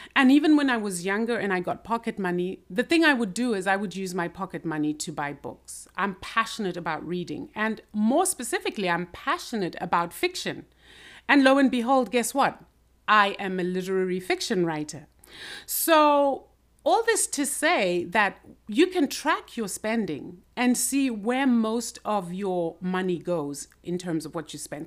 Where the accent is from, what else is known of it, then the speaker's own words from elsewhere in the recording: Zimbabwe; I grew up in Zimbabwe and basically went through the school system